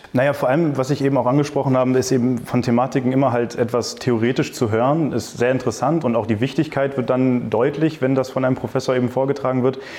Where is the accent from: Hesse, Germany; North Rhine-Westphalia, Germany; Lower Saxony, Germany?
Lower Saxony, Germany; Hanover; moved away as an adult; now in Düsseldorf, Germany; ich komme ursprünglich aus Hannover